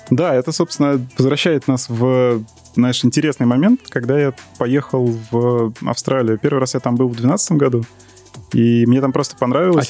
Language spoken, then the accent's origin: Russian; Moscow, Russia; accent: akanye; also born or lived in Saint Petersburg; исконно тоже из Москвы, да. Москвич.